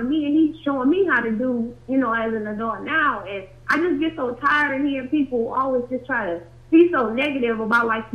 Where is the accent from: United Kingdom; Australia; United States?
United States; Cleveland, Ohio; I'm from Cleveland, Ohio